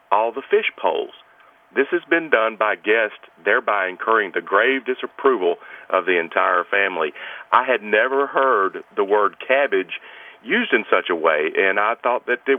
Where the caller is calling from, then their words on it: Tampa Bay, Florida, United States; Uh, the Tampa Bay, Florida area.